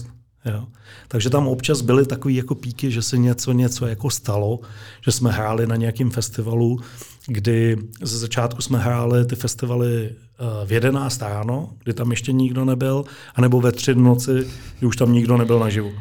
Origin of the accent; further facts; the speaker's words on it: Moravia, Czechia; now in Kutná Hora, Czechia; Já pocházím z Moravy, eh, z malé vesnice